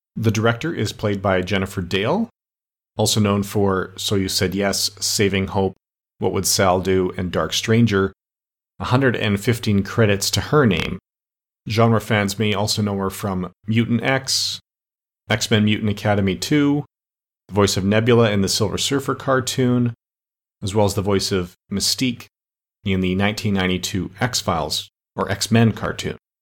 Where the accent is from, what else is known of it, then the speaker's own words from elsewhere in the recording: Canada; I'm Canadian